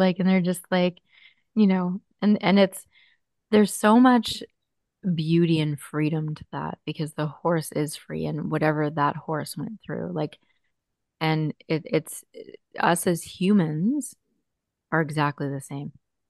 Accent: Burlington, Ontario, Canada; Yes, I'm … from Burlington.

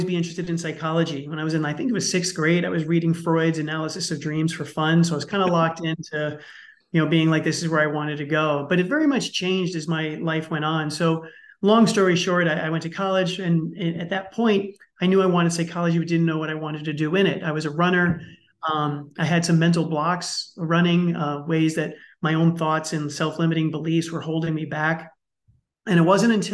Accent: New York City, New York, United States; I grew up in the Bronx in New York City, and let's just say it's a tough place

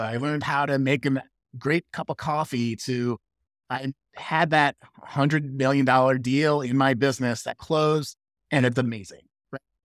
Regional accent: Midwest, United States; I'm from the Midwest. We call it pop.

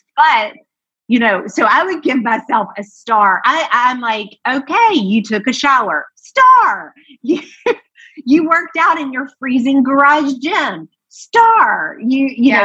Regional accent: Georgia, United States; also born or lived in New York / Los Angeles; now in Nashville, United States; I grew up in Georgia

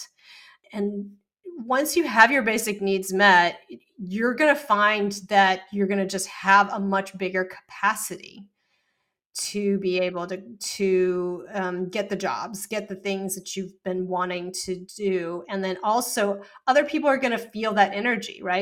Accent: Texas, United States; I grew up in Texas

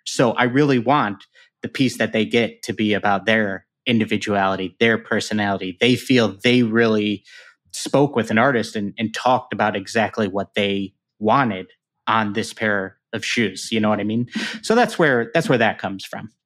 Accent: Chicago, Illinois, United States; the Chicago Bears, which is my hometown team

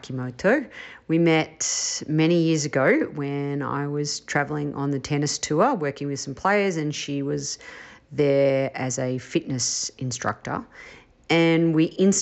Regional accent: Australia; I was from Australia

